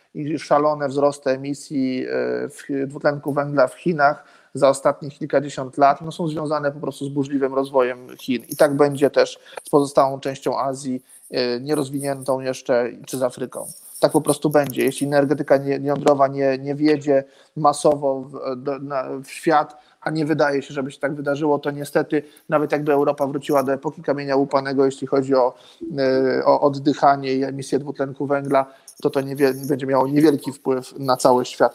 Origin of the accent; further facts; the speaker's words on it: Turów region, Lower Silesian Voivodeship, Poland; pochodzę z tego regionu, wychowałem się w tym regionie, połowa rodziny pracowała w Turowie